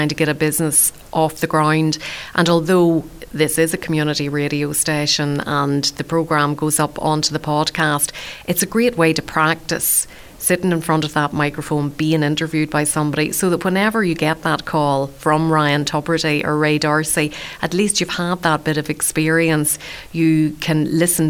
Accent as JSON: {"language": "English", "region": "Northern Ireland", "country": "United Kingdom", "also_born_or_lived": "West Limerick", "moved": "yes", "lives_now": "Ireland", "said": "I'm from Northern Ireland"}